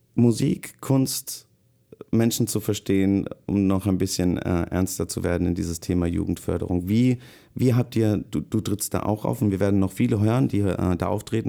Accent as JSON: {"language": "German", "town": "Rüsselsheim", "region": "Hesse", "country": "Germany", "tie": "born or raised there", "said": "wo ich groß geworden bin, äh, ist der Ruf Rüsselsheims nicht so cool"}